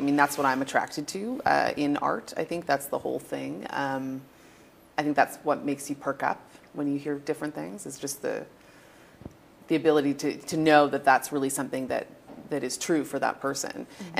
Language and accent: English; Toronto, Ontario, Canada; I'm from Toronto. Toronto? Yes, born and raised.